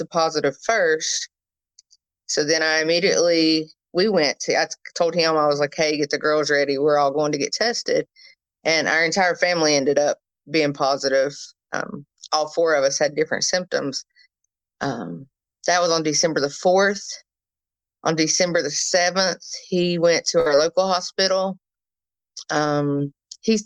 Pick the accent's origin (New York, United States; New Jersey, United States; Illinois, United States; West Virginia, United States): West Virginia, United States; Princeton; I'm from Princeton, West Virginia